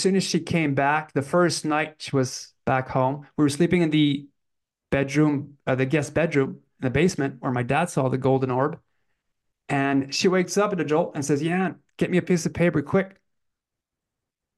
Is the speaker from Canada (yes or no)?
yes; Canada; moved away; also born or lived in French Canada; I was brought up in English Canada. So we moved back to French because my parents are French Canadians.